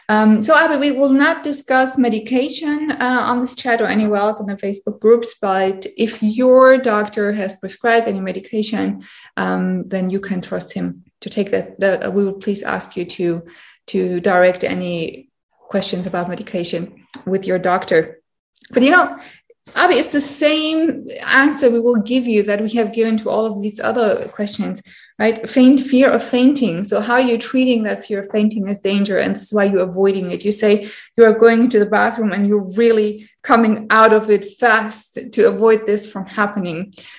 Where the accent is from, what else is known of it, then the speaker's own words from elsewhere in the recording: India; English is a second language; Hi, I'm from India.